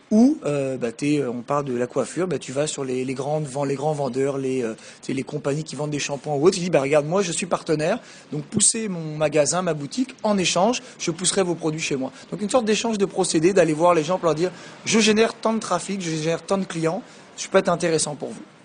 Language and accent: French; France; moved away as an adult; also born or lived in Quebec City, Canada; j'ai grandi en France et puis je suis parti, j'avais 20, 21 ans pour faire mon MBA et mon PhD, donc à l'Université Laval, qui est à Québec